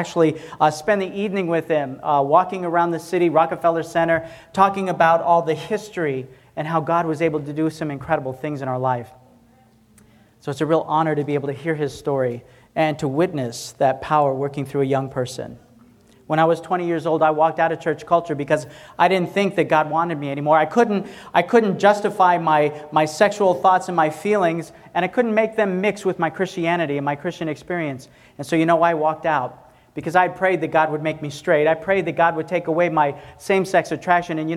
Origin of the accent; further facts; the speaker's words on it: Tennessee, United States; I'm a country boy, I'm from Tennessee.